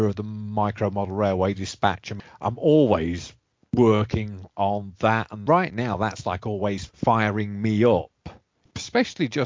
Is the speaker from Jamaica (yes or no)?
no; England, United Kingdom; moved away; I was growing up in England